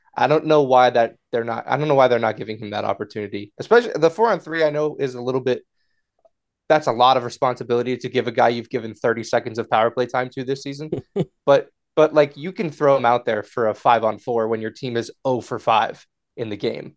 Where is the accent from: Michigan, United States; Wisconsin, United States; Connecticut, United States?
Connecticut, United States; I'm from Connecticut